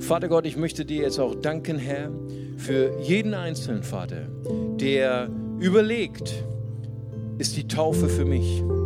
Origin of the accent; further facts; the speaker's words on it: Germany; für uns als Deutsche